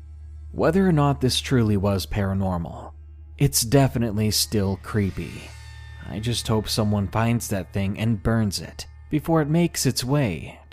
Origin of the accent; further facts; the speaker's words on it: Georgia, United States; I didn't want to go back to my home state of Georgia